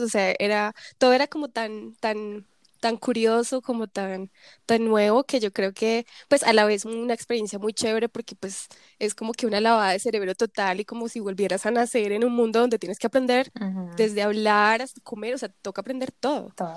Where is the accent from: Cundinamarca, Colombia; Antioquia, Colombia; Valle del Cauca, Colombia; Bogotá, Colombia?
Cundinamarca, Colombia; Zipaquirá; moved away as an adult; also born or lived in Bogotá, Colombia; now in South Korea; crecí siempre entre Bogotá, Zipaquirá